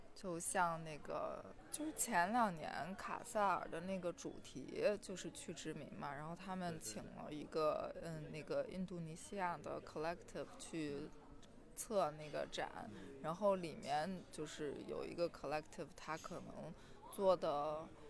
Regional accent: Qingdao, Shandong, China; now in Berlin, Germany; 我家是青岛的嘛

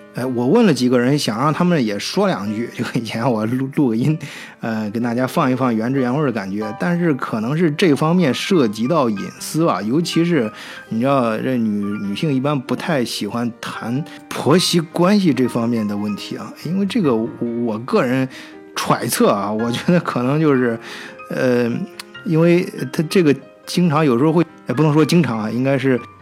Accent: China; 我从小生活在中国这个环境里面

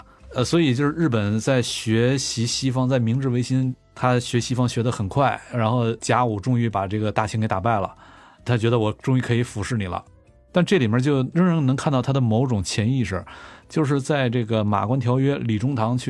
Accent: near Mount Yiwulü, Liaoning, China; moved away; 北镇伊吾吕山，就咱老家旁边

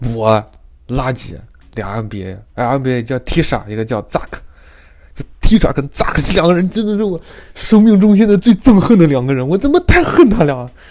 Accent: China; moved away as an adult; now in United States; 我作为一个中国人

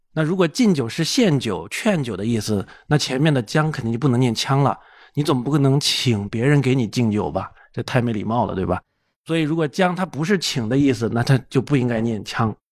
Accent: Sichuan, China; 我家乡四川啊

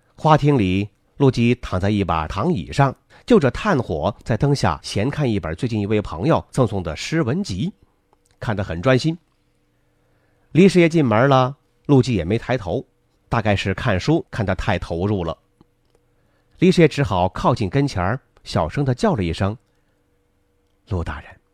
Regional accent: China; 我们中国人常有的思维模式

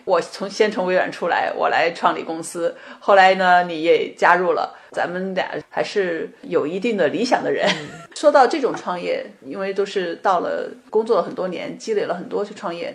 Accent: China; moved away as an adult; now in United States; 我们作为中国人，在美国或者在其他的国家语言不同

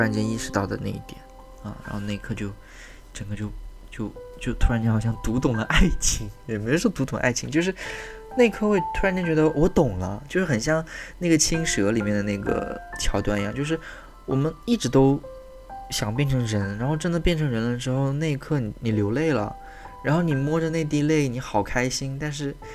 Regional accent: China; 我们中国人

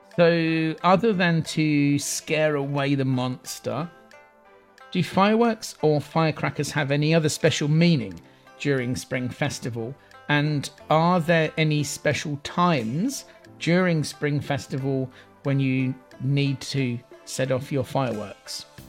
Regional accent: England, United Kingdom; Growing up in England

